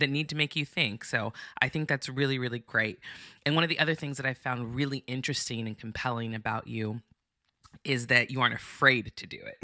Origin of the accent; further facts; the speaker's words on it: Santa Barbara, California, United States; I'm from Santa Barbara